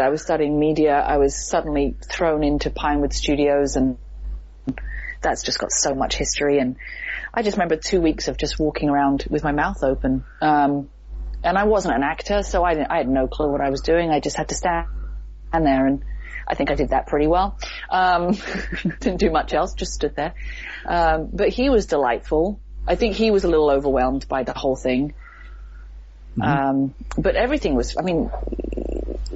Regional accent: Dover, South East England, United Kingdom; moved away; I grew up in Dover, in Kent.

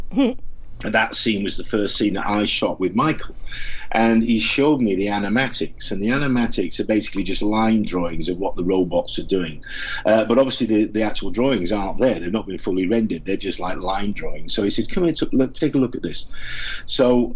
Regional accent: Doncaster, Yorkshire and the Humber, United Kingdom; where I come from in Yorkshire, I was born in Doncaster

